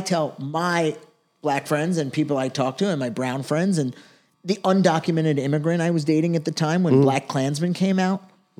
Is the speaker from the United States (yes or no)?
yes; United States; me as an American Jew, I've been to Israel and been to the West Bank.